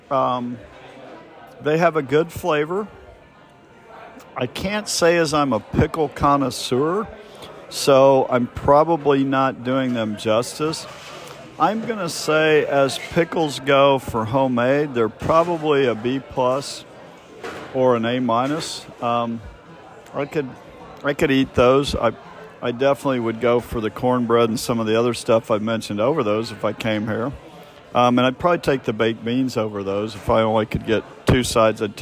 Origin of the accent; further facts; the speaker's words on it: Kansas City, Missouri, United States; growing up in Kansas City